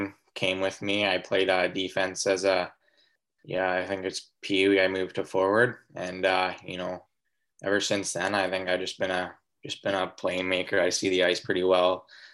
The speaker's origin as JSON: {"language": "English", "town": "Kamloops", "region": "British Columbia", "country": "Canada", "tie": "born or raised there", "said": "it was in Kamloops, my hometown."}